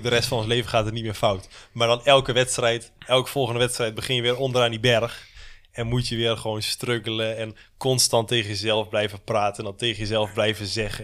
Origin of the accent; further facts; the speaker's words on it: Netherlands; ik kom uit Nederland, ik heb heel mijn leven al in de regen gefietst